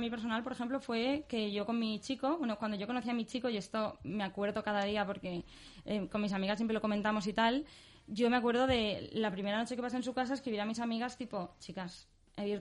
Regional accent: Barcelona, Catalonia, Spain; also born or lived in London; luego estuve, he estado bastante tiempo en Londres, luego en, Barcelona, que es justo de donde vengo

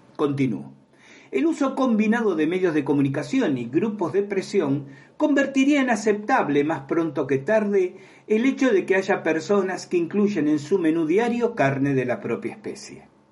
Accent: Argentina; la experiencia que tengo en mi país Argentina

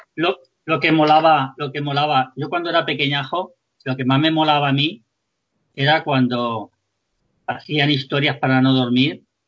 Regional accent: Spain

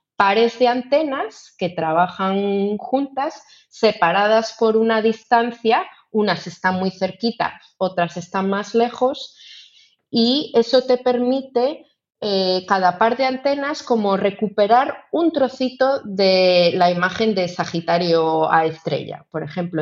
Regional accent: Ourense, Galicia, Spain; yo que soy de Orense

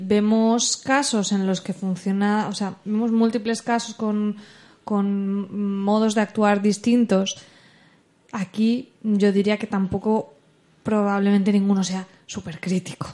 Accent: Alcoy, Valencian Community, Spain; los de Alcoy, que es de donde yo soy

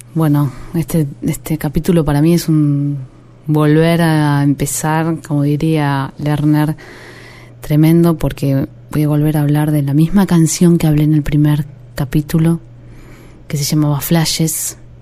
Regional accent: Argentina; also born or lived in Haedo (Aedo); Crecí en Villa Luz aunque vivía en Aedo.

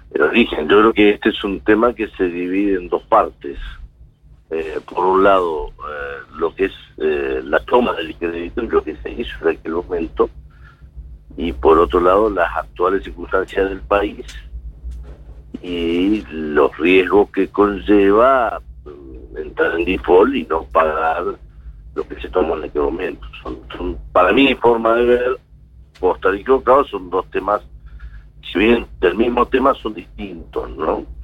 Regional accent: Argentina; como argentino

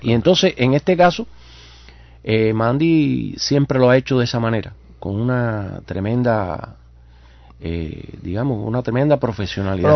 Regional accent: Cuba; los cubanos reconocemos

